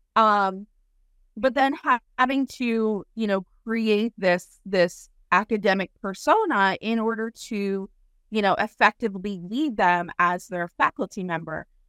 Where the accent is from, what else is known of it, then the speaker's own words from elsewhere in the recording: Philadelphia, Pennsylvania, United States; moved away; I'm from Philly originally, uh, the suburbs of Philly